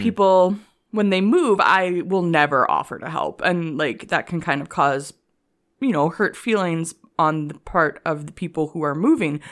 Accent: Canada; accent: Canadian; also born or lived in Korea; when I lived in Korea, my Canadian accent got stronger

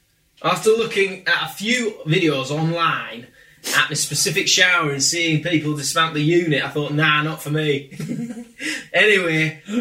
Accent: Grimsby, Yorkshire and the Humber, United Kingdom; accent: Grimsby; I'm from Grimsby, so make me sound like as chavvy as you like.

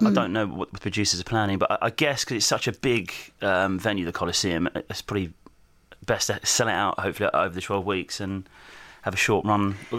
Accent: Southend-on-Sea, East of England, United Kingdom; I'm from Southend.

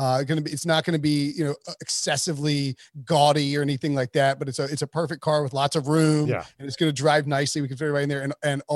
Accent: High Point, North Carolina, United States; I am from High Point, North Carolina.

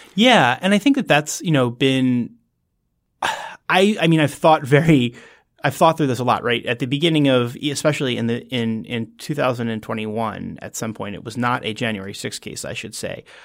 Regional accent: New Jersey, United States; moved away as an adult; now in Washington, D.C., United States; I was from New Jersey originally

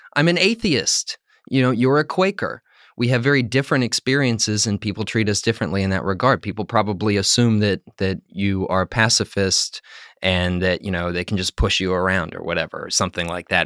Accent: West Virginia, United States; moved away; also born or lived in Pennsylvania / Maryland; I'm from West Virginia, but I also lived in Pennsylvania and Maryland.

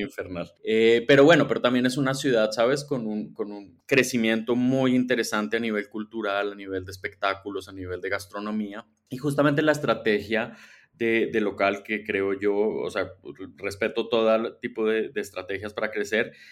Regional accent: Colombia; moved away as an adult; also born or lived in Mexico City, Mexico; now in Mexico; yo soy colombiano, pero un poco chilango, ya llevo varios, varios años viviendo en México

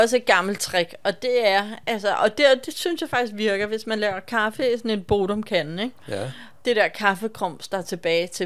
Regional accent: Copenhagen, Capital Region of Denmark, Denmark; vi kommer fra København

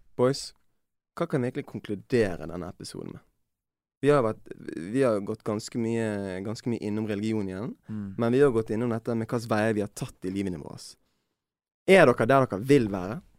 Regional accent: Norway; Jeg har jo vokst opp mesteparten av livet mitt i Norge

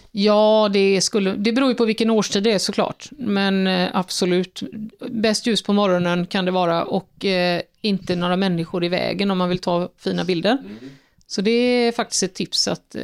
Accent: Fjärås, Halland County, Sweden; knappt utanför Fjärås där jag är uppvuxen

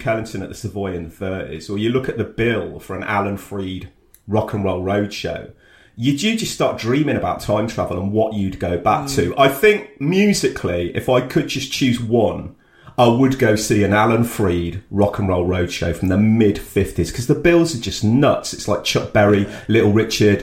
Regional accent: Coventry, West Midlands, United Kingdom; also born or lived in York; I was a kid in Cov

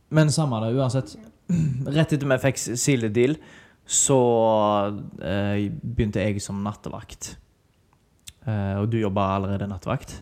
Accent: Haugesund, Rogaland, Norway; moved away as an adult; now in Spain

